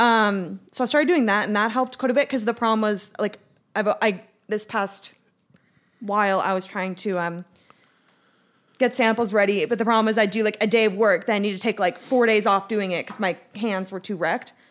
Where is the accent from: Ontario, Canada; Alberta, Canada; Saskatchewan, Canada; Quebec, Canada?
Alberta, Canada; Calgary; I'm from Calgary